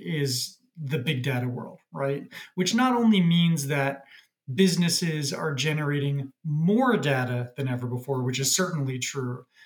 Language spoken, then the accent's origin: English; New York, United States; moved away as an adult; now in Toronto, Canada; I'm from New York by background, but moved up to Toronto during COVID.